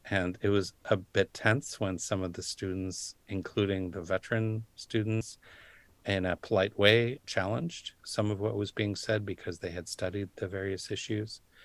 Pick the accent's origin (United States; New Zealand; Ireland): United States; Wisconsin; now in Washington, United States; I'm from Wisconsin.